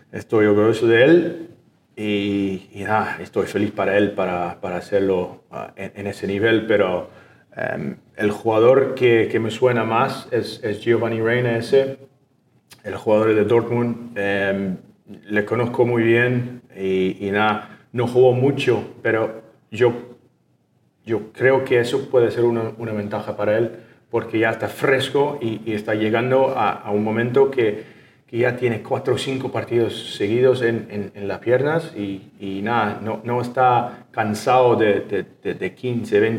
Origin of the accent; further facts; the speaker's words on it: Canada; Spanish is a second language; soy canadiense, ¿no?